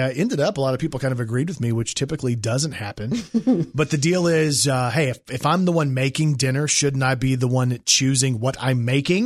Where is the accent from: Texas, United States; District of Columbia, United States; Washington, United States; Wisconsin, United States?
Texas, United States; Plano; Shout out Plano, Texas, 75075.